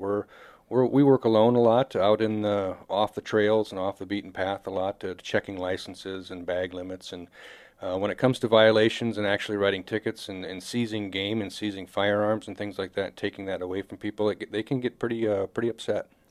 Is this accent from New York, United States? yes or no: no; Marshalltown, Iowa, United States; now in South Dakota, United States; I was born and raised in Central Iowa